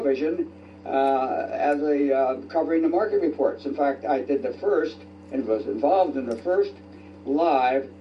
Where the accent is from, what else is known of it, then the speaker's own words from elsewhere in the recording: Chicago, Illinois, United States; also born or lived in Warsaw, Indiana; I'm from Chicago